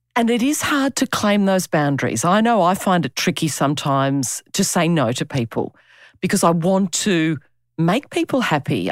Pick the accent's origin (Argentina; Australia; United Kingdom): Australia; accent: Aussie; my Aussie accent